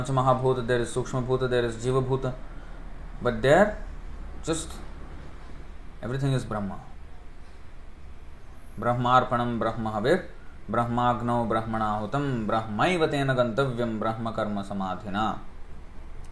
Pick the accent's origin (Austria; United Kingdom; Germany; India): India; moved away; I came from India